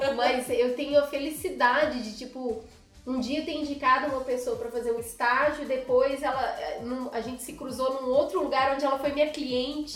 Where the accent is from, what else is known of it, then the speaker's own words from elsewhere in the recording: Belo Horizonte, Minas Gerais, Brazil; moved away as an adult; now in São Paulo, Brazil; na minha casinha, na minha terrinha lá em BH